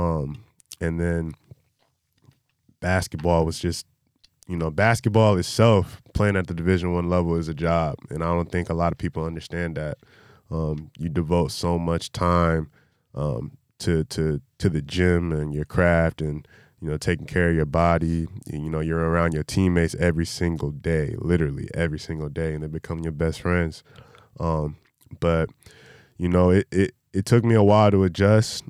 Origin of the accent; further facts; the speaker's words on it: North Carolina, United States; moved away; growing up in North Carolina